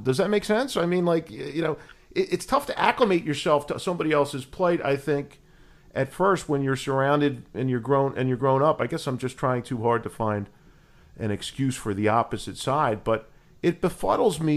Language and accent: English; Philadelphia, Pennsylvania, United States; I grew up in Northeast Philadelphia with a lot of these Philadelphia cops that you see on TV, went to high school with a bunch of them at Archbishop Ryan